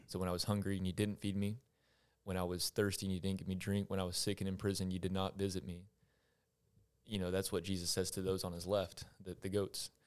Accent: Longview, Texas, United States; born and raised in Longview.

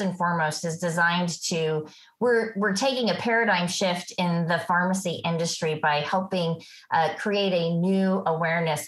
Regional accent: Natchitoches, Louisiana, United States; I come from Natchitoches, Louisiana. For those of you who don't know, we are the town south of Shreveport

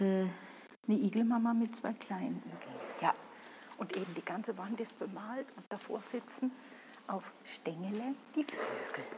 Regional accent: St. Gallen, Switzerland; als St. Galler

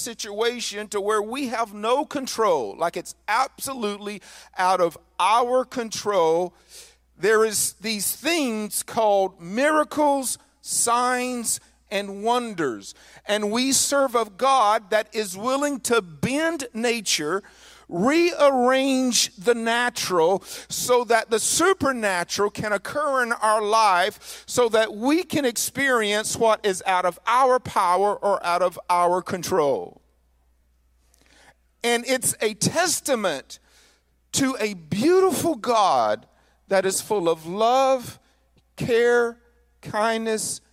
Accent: northern Mississippi, United States; As a kid growing up in the South, I lived in northern Mississippi

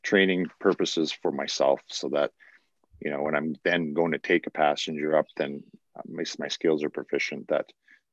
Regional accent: Canada; us Canadians

